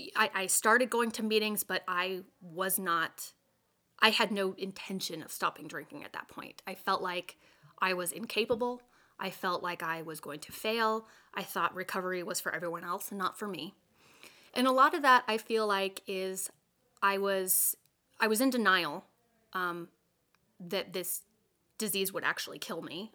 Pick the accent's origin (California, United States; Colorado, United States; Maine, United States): Colorado, United States; I grew up in in Colorado.